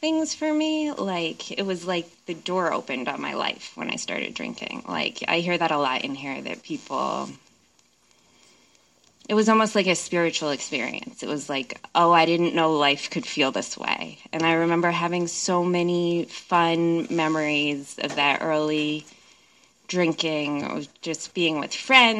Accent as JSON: {"language": "English", "region": "New Jersey", "country": "United States", "tie": "born or raised there", "moved": "yes", "lives_now": "Seattle, United States", "said": "I grew up in New Jersey"}